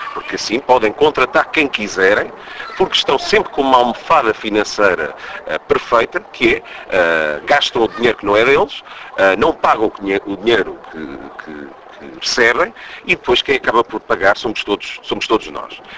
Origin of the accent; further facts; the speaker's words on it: Portugal; eu sou um cidadão português